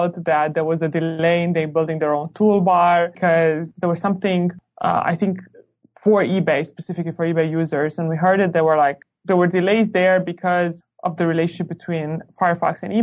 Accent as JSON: {"language": "English", "country": "Romania", "tie": "born or raised there", "also_born_or_lived": "New York, United States / Stanford, United States", "moved": "as an adult", "lives_now": "United States", "said": "I am originally from Romania. I used to be a math nerd. So I used to go to like math Olympiads, and that was pretty much my middle school and high school."}